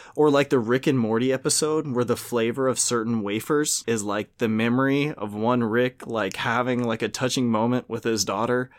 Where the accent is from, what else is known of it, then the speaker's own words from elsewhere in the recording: Louisiana, United States; I'm from Louisiana.